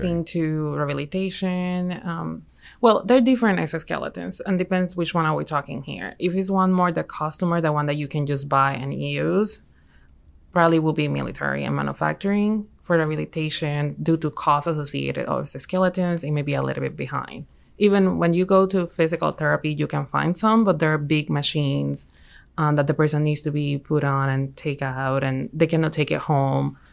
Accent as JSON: {"language": "English", "country": "Puerto Rico", "also_born_or_lived": "Michigan", "moved": "as an adult", "lives_now": "Alabama, United States", "said": "I'm from Puerto Rico."}